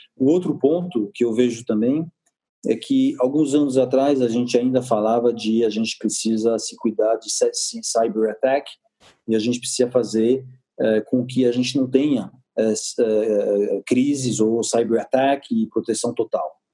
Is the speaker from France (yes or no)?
yes; France; Portuguese is a second language; now in Brazil; eu sou francês